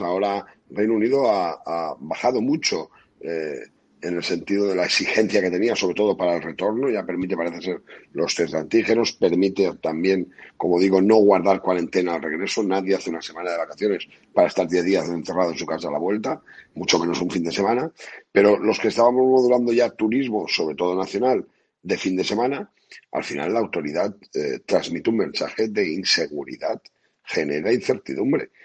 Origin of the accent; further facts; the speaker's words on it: Benidorm, Valencian Community, Spain; en mi pueblo, en Benidorm